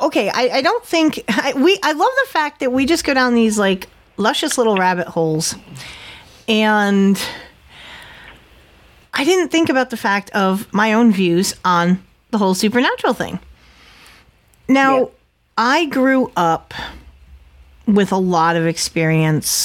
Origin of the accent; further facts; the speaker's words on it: Connecticut, United States; moved away; being from Connecticut